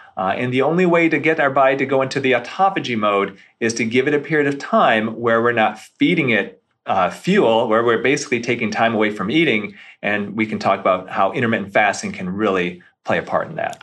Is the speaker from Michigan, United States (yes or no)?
yes; Grand Rapids, Michigan, United States; also born or lived in Beverly Hills, California; now in Detroit area, United States; I grew up near Grand Rapids